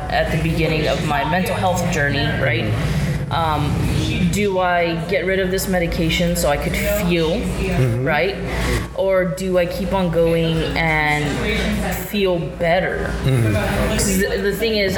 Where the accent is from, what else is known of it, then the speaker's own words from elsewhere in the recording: Mission, Texas, United States; I am from Mission